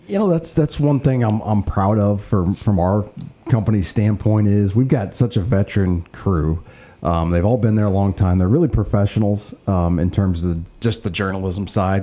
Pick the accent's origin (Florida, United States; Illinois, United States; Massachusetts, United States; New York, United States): Illinois, United States; East Alton; I grew up in East Alton, went to Wood River High School, uh, Illinois College, and yeah, I've been a community member all my life